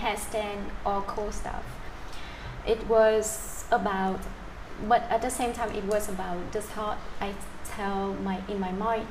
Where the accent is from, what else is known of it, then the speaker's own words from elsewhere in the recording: near Da Lat, Central Highlands of Vietnam, Lâm Đồng, Vietnam; my hometown in which nearby Dala City in Central Highland of Vietnam.